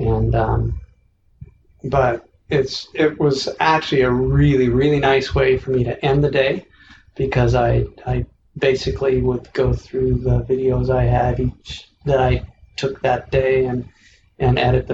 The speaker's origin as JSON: {"language": "English", "region": "Washington", "country": "United States", "tie": "born or raised there", "said": "I grew up in Washington State"}